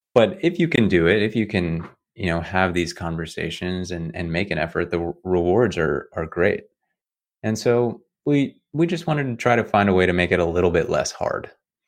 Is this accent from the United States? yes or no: no; South Africa; what it's like growing up in South Africa under apartheid.